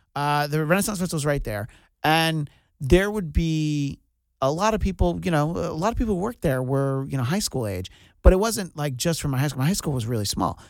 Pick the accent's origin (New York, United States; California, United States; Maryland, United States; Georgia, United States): New York, United States; moved away; growing up in New York, I only heard of it